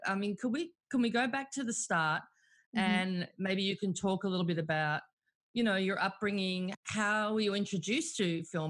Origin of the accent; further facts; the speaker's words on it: Melbourne, Victoria, Australia; growing up in Melbourne